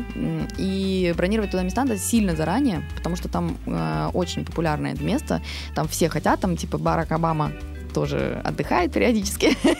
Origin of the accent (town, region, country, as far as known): Russia